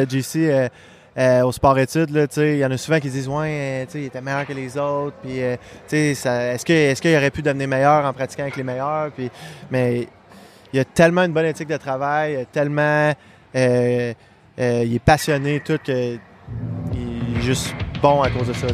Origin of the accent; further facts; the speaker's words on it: Quebec City, Quebec, Canada; also born or lived in Montreal; je suis né à Montréal. Fait que euh, jusqu'à Moustique 2A, euh, je jouais à Montréal. Puis après ça, on, euh, a déménagé à Québec